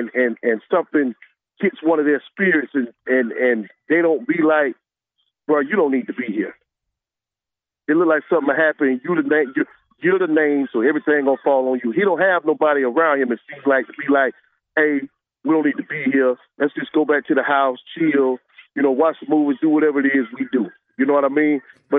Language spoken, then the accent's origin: English; Atlantic Beach, Florida, United States; I'm from the Beach, Atlantic Beach, okay, in Jacksonville.